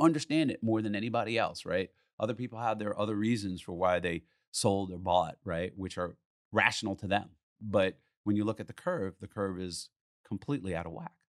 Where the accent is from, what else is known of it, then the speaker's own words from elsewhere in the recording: United States; as an American